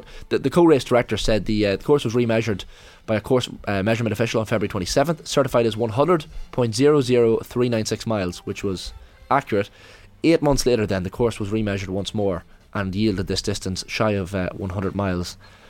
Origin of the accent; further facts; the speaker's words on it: Northern Ireland, United Kingdom; born there; I was born in County Armagh, in fact.